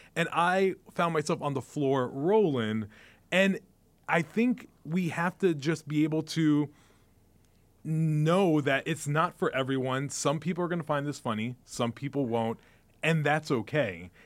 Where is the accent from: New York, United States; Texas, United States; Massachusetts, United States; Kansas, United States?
New York, United States; New York City; moved away; also born or lived in New Jersey; I grew up in the Bronx